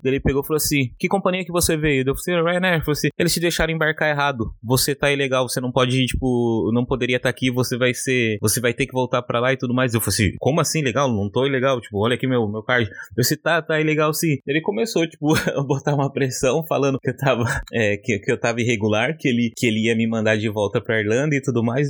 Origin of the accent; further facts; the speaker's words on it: São Paulo, Brazil; moved away as an adult; now in Limerick, Ireland; Sou de São Paulo. É, hoje eu moro aqui em Limerick